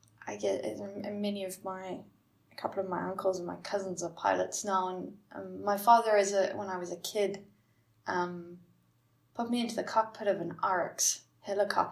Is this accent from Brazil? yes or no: no; Cape Town, Western Cape, South Africa; moved away as an adult; now in Netherlands; born and brought up in Cape Town. Very proudly South African. But enjoying the cold of the north at the moment.